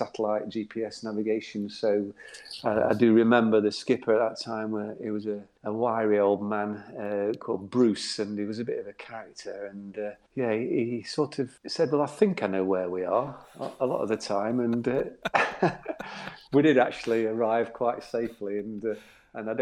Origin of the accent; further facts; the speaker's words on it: Doncaster, Yorkshire and the Humber, United Kingdom; now in Cowes, United Kingdom; As you can tell from my accent, I'm not from down the south. I'm from Doncaster, in South Yorkshire